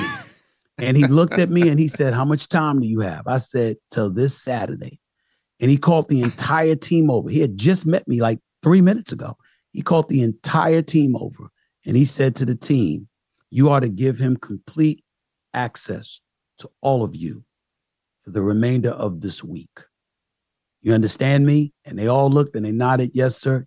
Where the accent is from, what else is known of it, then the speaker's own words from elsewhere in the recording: New York City, New York, United States; also born or lived in Archdale, North Carolina / Philadelphia; I'm back in my hometown, New York, instead of being a native New Yorker stuck in Archdale, North Carolina